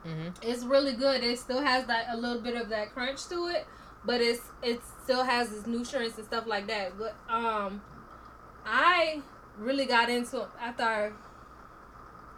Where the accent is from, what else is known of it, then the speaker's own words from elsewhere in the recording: the South, United States; I'm a Southerner, even though my daddy is not.